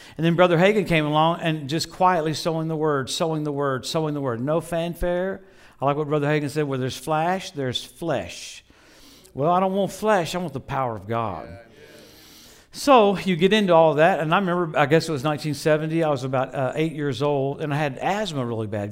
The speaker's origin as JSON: {"language": "English", "region": "Louisiana", "country": "United States", "tie": "born or raised there", "said": "I grew up in Louisiana"}